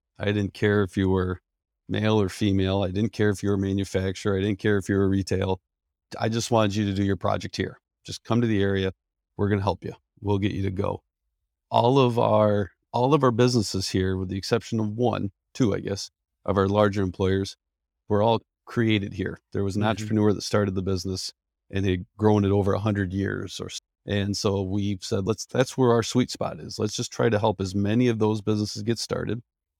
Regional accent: Penn Yan, New York, United States; I was born and raised in Penn, which people are trying to figure out what that is. That's short for Pennsylvania Yankees.

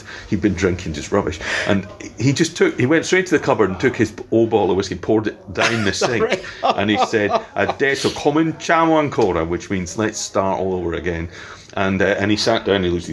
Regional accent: Scotland, United Kingdom; anyone growing up in Scotland, you know, would say, you know, whiskey's such an important thing, you know, and it's whiskey was all around me, you know, when my parents having their friends over

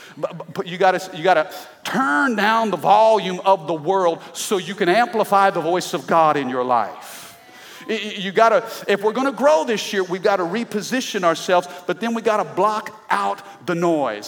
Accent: Midwest, United States; I'm from the Midwest

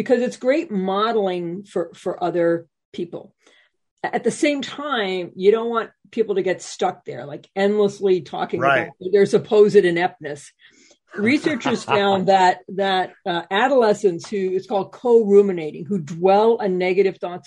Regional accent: New England, United States; I'm from New England

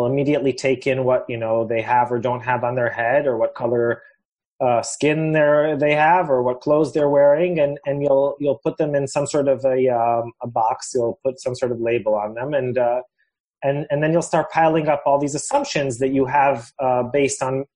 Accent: Jerusalem, Jerusalem District, Israel; I'm from Jerusalem

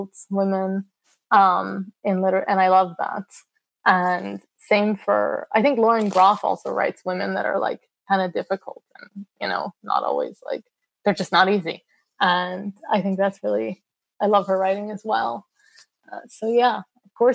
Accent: United States; I'm Palestinian American

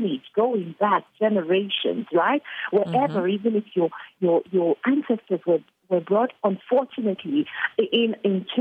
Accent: Nigeria; I am a Nigerian, born and bred in Nigeria, brought up in Nigeria.

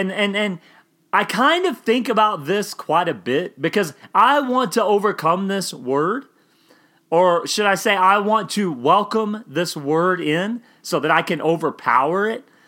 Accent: Oklahoma, United States; I grew up in Oklahoma

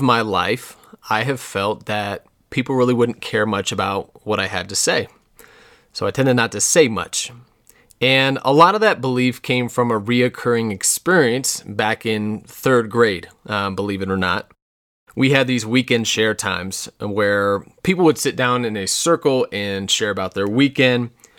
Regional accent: Parker, Colorado, United States; also born or lived in Wind River Indian Reservation, Wyoming; I was born in 1985 in Wyoming on the Wind River Indian Reservation. And shortly thereafter, we moved to Parker, Colorado for my dad's first job.

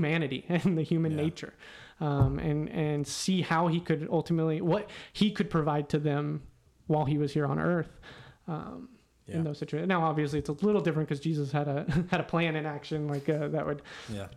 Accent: Weatherford, Texas, United States; now in Houston, United States; Houston is a very different place than where I grew up in Weatherford.

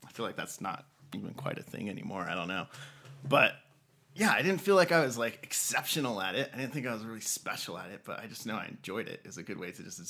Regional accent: Albuquerque, New Mexico, United States; born and raised in Albuquerque, North Valley, like little street called Lee Acres down by Sadie's restaurant.

